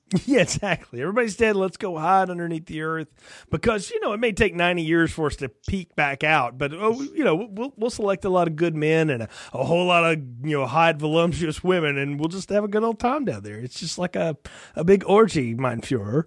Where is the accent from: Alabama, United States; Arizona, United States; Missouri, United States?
Alabama, United States; near Huntsville; I'm from Alabama, not far from Huntsville, where a lot of that happened